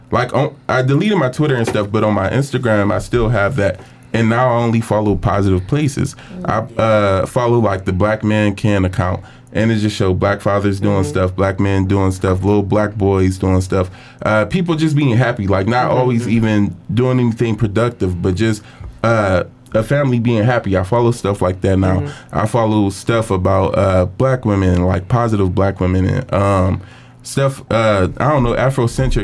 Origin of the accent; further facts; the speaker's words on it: Cleveland, Ohio, United States; I'm from Cleveland.